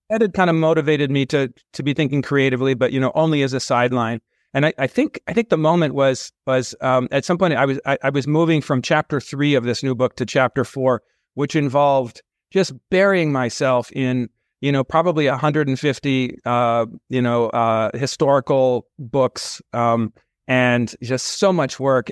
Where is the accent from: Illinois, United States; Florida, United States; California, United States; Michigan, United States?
California, United States; moved away as an adult; also born or lived in San Francisco / Manhattan, New York City; now in New York City, United States; born in San Francisco, raised in and around California